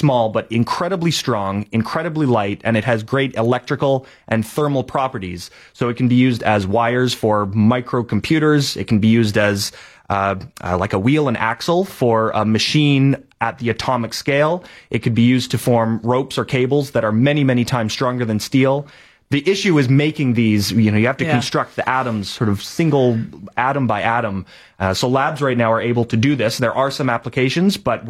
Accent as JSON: {"language": "English", "area": "Lower Mainland", "region": "British Columbia", "country": "Canada", "tie": "born or raised there", "said": "I grew up in the Lower Mainland, so I have some great memories of being in Science World"}